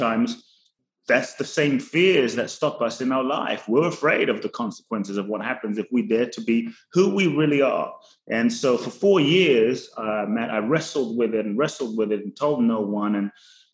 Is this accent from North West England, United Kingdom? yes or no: no; London, United Kingdom; born or raised there; also born or lived in Ghana / Los Angeles, United States / Phoenix, United States; now in Miami, United States